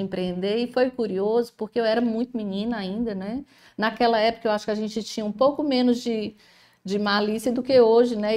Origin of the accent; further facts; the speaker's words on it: Ceará, Brazil; Sou cearense, né, com muito orgulho